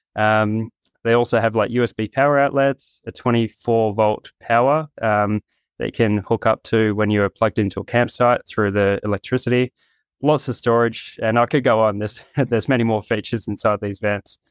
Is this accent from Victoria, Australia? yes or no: no; Gold Coast, Queensland, Australia; moved away; I'm from the Gold Coast in Australia